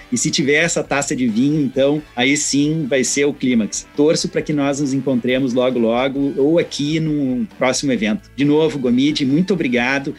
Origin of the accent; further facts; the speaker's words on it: Serra Gaúcha, Rio Grande do Sul, Brazil; accent: Gaúcho; da Serra Gaúcha, cujo meu sotaque provavelmente já denuncia que assim a proximidade, né, que eu tenho com essa região